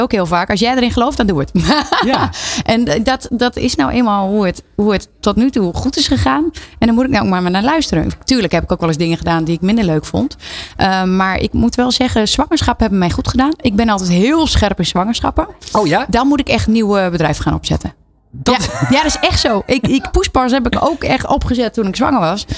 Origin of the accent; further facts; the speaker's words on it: Twente, Overijssel, Netherlands; now in Loosdrecht, Netherlands; Ik kom oorspronkelijk uit Twente, zoals je misschien wel kan horen